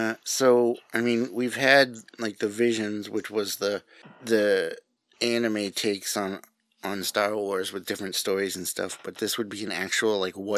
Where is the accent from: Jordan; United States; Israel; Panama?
United States; New England; accent: New England; That was my New England accent coming out right there.